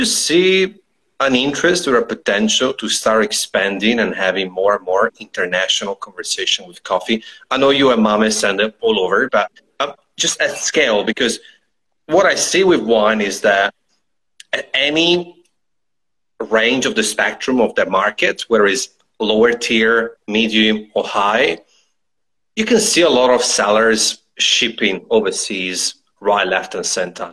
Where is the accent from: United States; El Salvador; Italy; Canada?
Italy; moved away; I come from the mountains in Italy